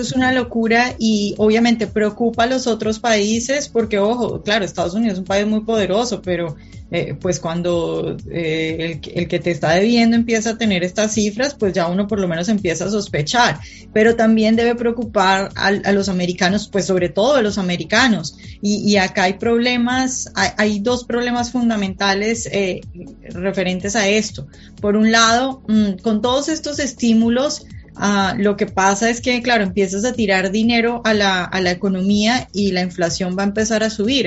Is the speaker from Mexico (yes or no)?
no; Colombia; now in Washington, United States; yo vivo en Washington, pero soy colombiana